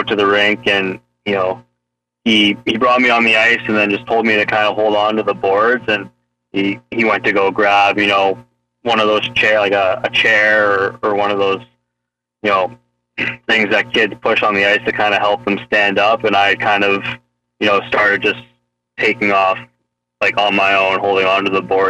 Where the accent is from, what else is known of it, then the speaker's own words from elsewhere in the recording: Carlisle, Ontario, Canada; now in Paris, Canada; I grew up just outside of about 45 minutes west of Toronto, in a little town called Carlisle, Ontario. Grew up there basically my entire life.